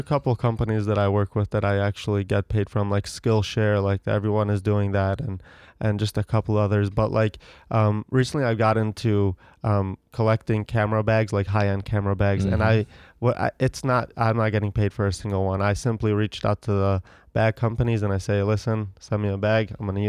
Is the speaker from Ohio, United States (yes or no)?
yes; Ohio, United States; Growing up in Ohio.